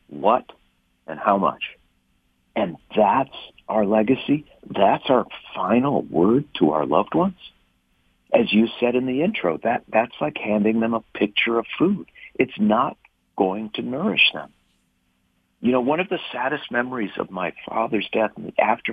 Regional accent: St. Louis Park, Minnesota, United States; I was born in 1960 in St. Louis Park, Minnesota

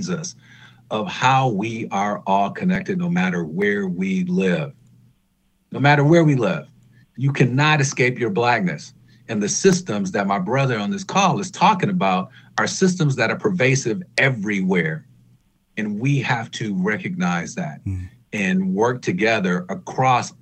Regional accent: Detroit, Michigan, United States; also born or lived in Grosse Pointe, Michigan; growing up in Detroit, growing up in a black political power structure

